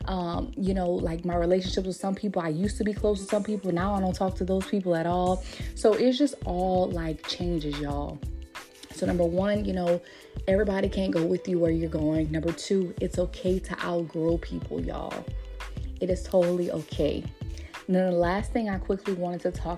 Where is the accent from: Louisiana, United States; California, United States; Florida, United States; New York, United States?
Louisiana, United States; moved away as an adult; also born or lived in Texas; since I moved back from Texas back to Louisiana